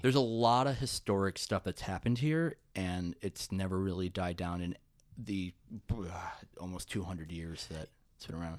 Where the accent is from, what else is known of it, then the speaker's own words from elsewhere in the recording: Schenectady, New York, United States; also born or lived in Manhattan, New York; now in Saratoga Springs, United States; we're in Saratoga and I grew up in Schenectady, which is only about a half hour away